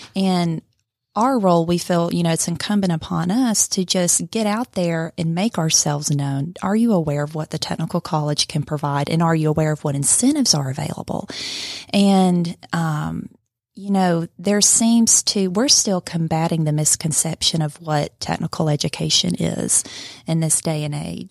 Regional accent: Blue Ridge, Georgia, United States; now in Cartersville, United States; originally from Blue Ridge, Georgia.

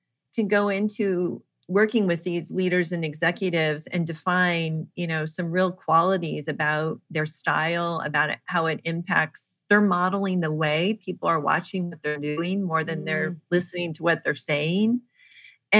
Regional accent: Kansas City, United States; I am from Kansas City

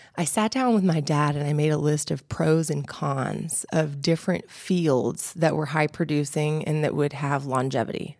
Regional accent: Brooks, Georgia, United States; also born or lived in Albuquerque, New Mexico / Peachtree City, Georgia; now in Atlanta, United States; I had a beautiful childhood growing up in Brooks, Georgia

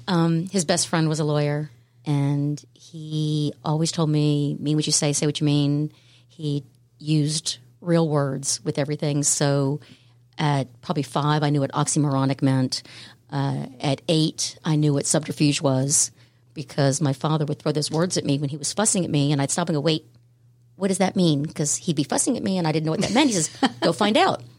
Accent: Jacksonville, Florida, United States; also born or lived in Savannah, Georgia; when I was very young, my parents moved to Jacksonville, Florida, and that is where I spent my formative years

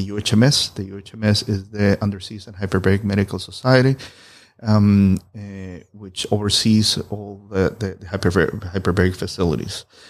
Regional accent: Colombia; moved away as an adult; I'm originally from Colombia

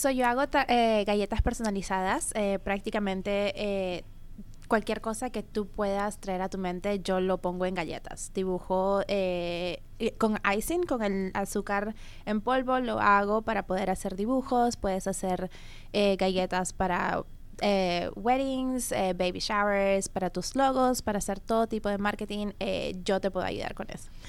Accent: Peru; yo soy eh, peruana

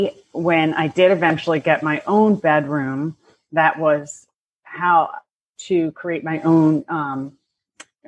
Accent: Bucks County, Pennsylvania, United States; I grew up in Bucks County, Pennsylvania

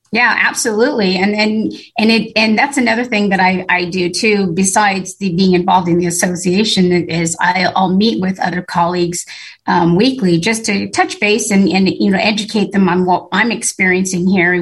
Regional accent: Long Beach, California, United States; I grew up in Long Beach and I saw the port structure grow, you know, from, you know, a kid going to high school out here

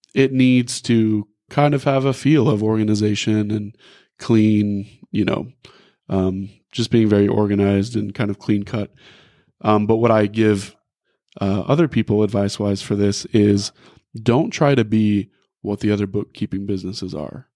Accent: Rogers, Arkansas, United States; also born or lived in Van Buren, Arkansas; I grew up here in Northwest Arkansas. I went to Rogers High School

